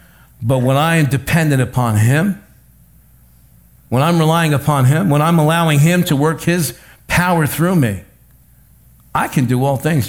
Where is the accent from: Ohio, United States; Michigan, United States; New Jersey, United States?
New Jersey, United States; accent: North Jersey; I don't talk right. I talk like I come from North Jersey.